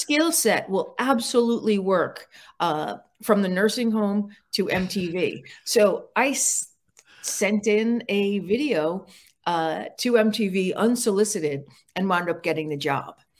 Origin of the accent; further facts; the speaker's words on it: Park Ridge, New Jersey, United States; I grew up in Park Ridge, New Jersey